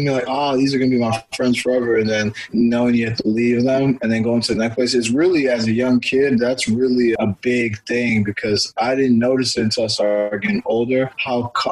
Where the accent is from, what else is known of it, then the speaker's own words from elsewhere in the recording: Houston, Texas, United States; also born or lived in Washington, D.C. / Virginia / Maryland / Louisiana; They moved here, and I was born in D.C. I grew up in Houston.